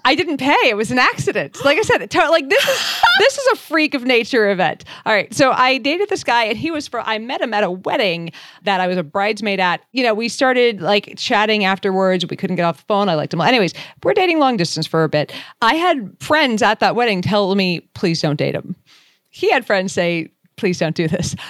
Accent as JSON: {"language": "English", "town": "Boston", "region": "Massachusetts", "country": "United States", "moved": "yes", "said": "I'm from Boston originally."}